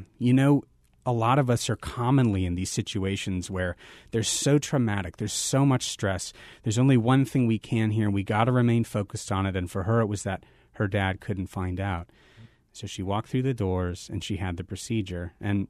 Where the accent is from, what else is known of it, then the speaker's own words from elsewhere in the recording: Phoenix, Arizona, United States; You know, I'm a native Phoenician, so I grew up in Phoenix, Arizona. I'm one of the few proud sports fans, long-suffering sports fans.